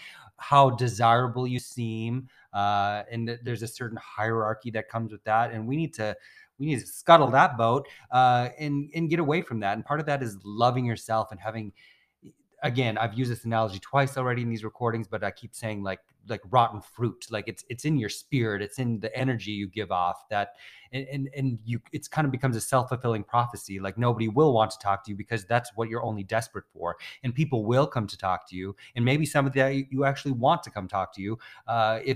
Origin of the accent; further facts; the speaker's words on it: Midwest, United States; I'm from the Midwest